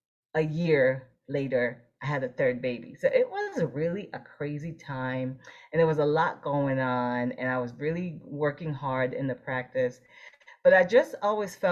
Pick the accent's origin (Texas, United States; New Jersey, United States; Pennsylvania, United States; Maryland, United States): New Jersey, United States; moved away as an adult; also born or lived in Boston / Florida; I grew up in New Jersey.